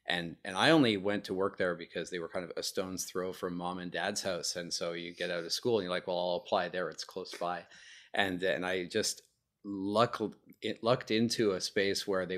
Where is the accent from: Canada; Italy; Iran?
Canada; Montreal, Quebec; I'm originally from Montreal, Canada, and I got my start at a company there called Matrox Graphics